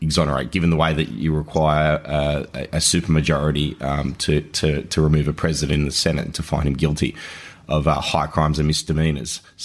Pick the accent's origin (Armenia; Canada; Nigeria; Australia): Australia; As an Australian